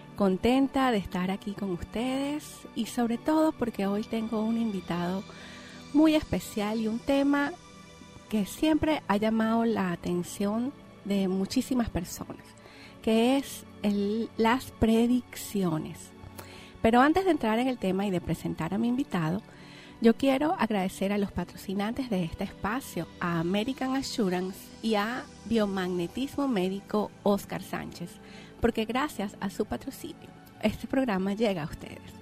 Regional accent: Venezuela; Yo soy venezolana

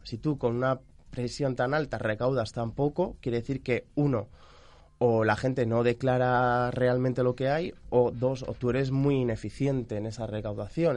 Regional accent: Mallorca, Balearic Islands, Spain; Yo soy de Mallorca

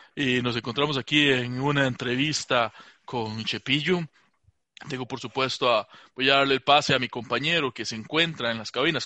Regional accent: Alajuela, Costa Rica; yo soy de ahí de la Juela Centro

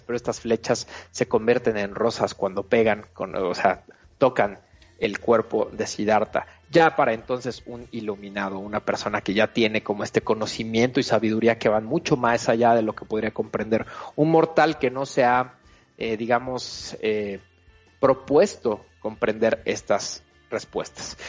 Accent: Mexico; nos recuerda a los mexicanos

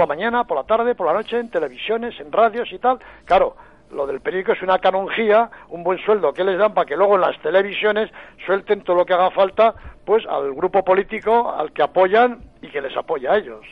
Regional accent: Navarre, Spain; now in Madrid, Spain; yo soy navarro

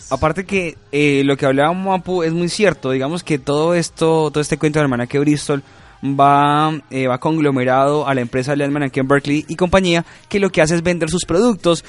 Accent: Colombia

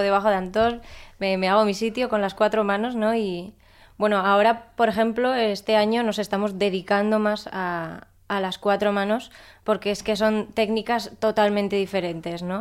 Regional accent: Pamplona, Navarre, Spain; Yo de Pamplona

